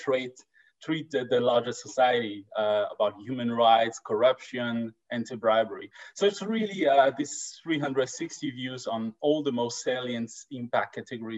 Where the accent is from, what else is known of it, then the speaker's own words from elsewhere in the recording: France; now in Stockholm, Sweden; I'm actually from France, and we'll guess from the accent.